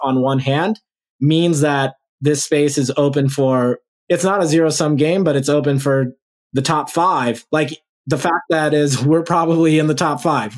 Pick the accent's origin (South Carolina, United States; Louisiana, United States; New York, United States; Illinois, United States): Louisiana, United States; New Orleans; now in Los Angeles, United States; people in Louisiana, my home state